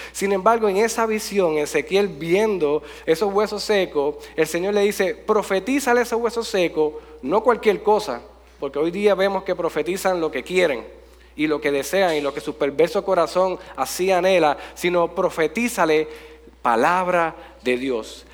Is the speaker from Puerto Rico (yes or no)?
yes; Jayuya, Puerto Rico; gracias por visitar mi pueblo